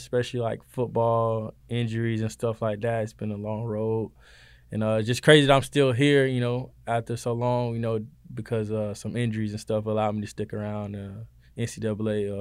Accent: Valdosta, Georgia, United States; moved away as an adult; now in Statesboro, United States; I'm from Valdosta, Georgia. You know what I'm saying? Down south Georgia, boy

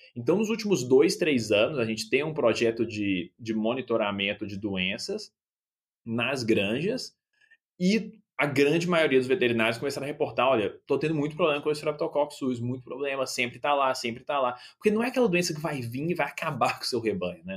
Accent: Belo Horizonte, Minas Gerais, Brazil; moved away as an adult; also born or lived in Minnesota, United States; now in Saskatoon, Canada; eu nasci em Belo Horizonte, cresci em Belo Horizonte

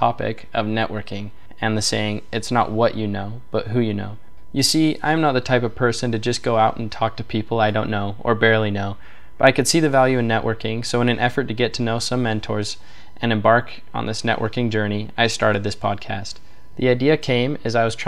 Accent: Salt Lake City, Utah, United States; I am from Salt Lake City, Utah

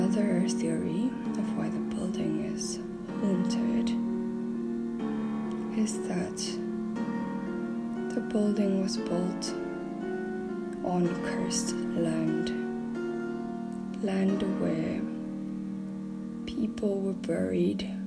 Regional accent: South Africa; now in Poland; I'm from South Africa

